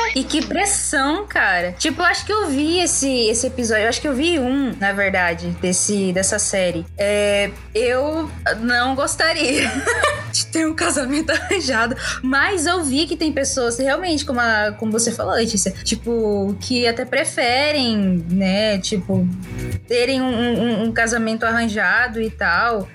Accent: Brazil; nascemos no Brasil

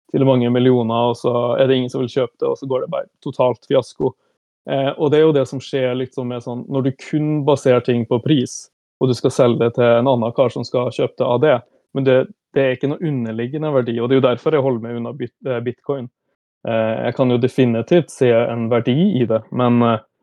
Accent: Brønnøysund, Nordland, Norway; moved away as an adult; also born or lived in Stockholm, Sweden; now in Oslo, Norway; jeg kommer fra Brønnøysund, selv om jeg hadde mine første åtte år i Stockholm

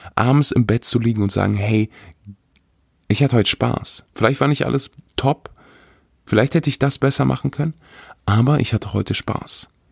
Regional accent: Weeze, North Rhine-Westphalia, Germany; moved away; wo, wo ich aufgewachsen bin

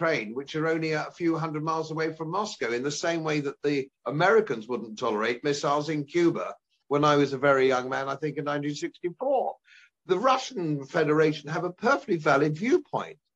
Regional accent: England, United Kingdom; I feel the same as an Englishman

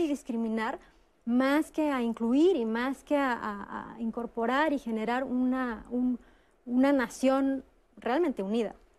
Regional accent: Mexico; Los mexicanos somos famosos en el mundo

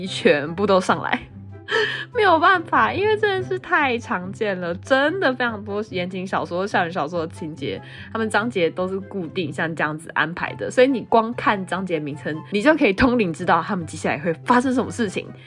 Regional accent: Taiwan; accent: Taiwanese; 我是从台湾来旅游的，我真的不是东南亚人，我也不是泰国人

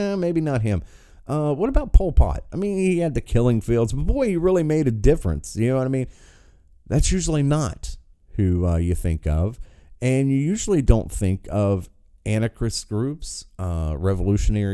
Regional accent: United States; Born and raised in America

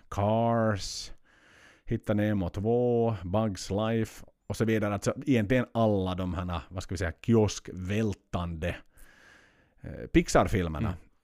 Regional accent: Finland; hemma i Finland

